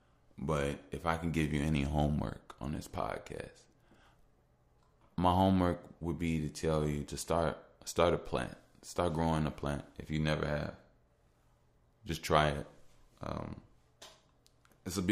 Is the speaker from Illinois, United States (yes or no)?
yes; Chicago, Illinois, United States; I'm from Chicago